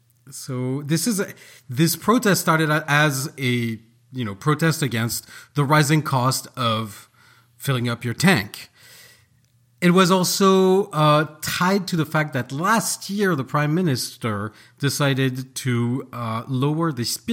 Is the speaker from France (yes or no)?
yes; Paris, Île-de-France, France; moved away; born and raised in Paris.